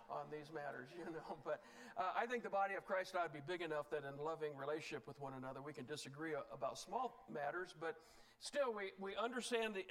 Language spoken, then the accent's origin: English; Indiana, United States; now in Utah, United States; I'm from Indiana originally, where it's pretty flat and a lot of cornfields.